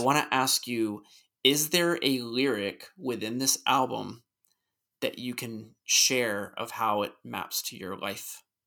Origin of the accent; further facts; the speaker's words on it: United States; also born or lived in Richmond; I'm an American